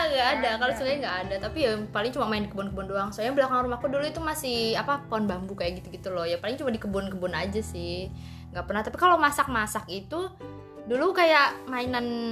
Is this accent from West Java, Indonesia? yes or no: yes; West Java, Indonesia; moved away; aku dulu di Jawa Barat